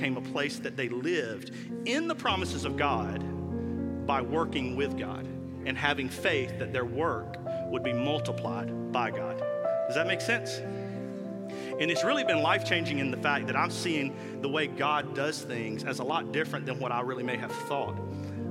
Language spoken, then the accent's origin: English; South Carolina, United States; I'm from South Carolina